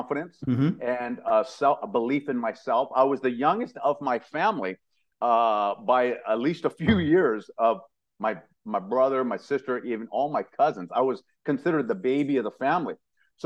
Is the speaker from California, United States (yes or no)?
yes; San Jose, California, United States; also born or lived in Louisiana; I'm from San Jose, California, Northern California